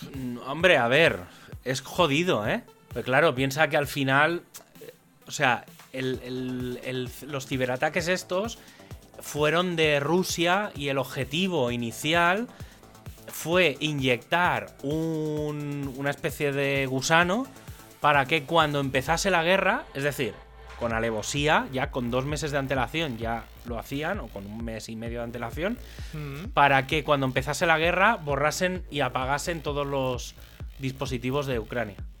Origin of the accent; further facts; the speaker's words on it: Spain; also born or lived in Barcelona; soy español